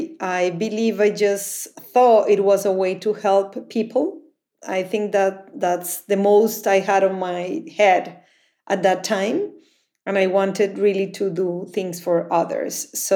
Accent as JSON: {"language": "English", "town": "Medellín", "region": "Antioquia", "country": "Colombia", "tie": "born or raised there", "said": "I was born in Medellin."}